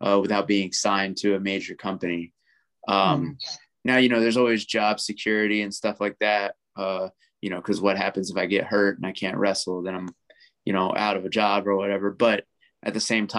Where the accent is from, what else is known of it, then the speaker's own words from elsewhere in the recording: Atlanta, Georgia, United States; it was my hometown crowd. It was in Atlanta